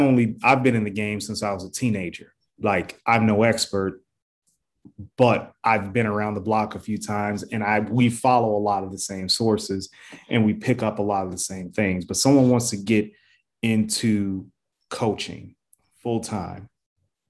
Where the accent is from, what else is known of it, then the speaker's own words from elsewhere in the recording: Chicago, Illinois, United States; we're both from Chicago